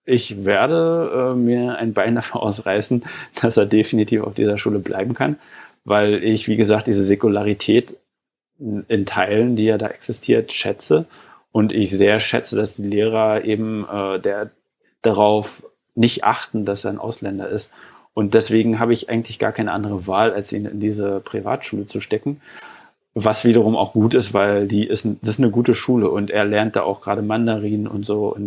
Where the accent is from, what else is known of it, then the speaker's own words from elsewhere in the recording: East Germany, Germany; Also ich, äh, wie gesagt, ich komme aus Ostdeutschland.